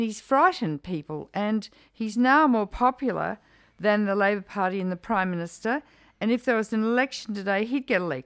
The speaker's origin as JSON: {"language": "English", "country": "Australia", "said": "I'm an Australian"}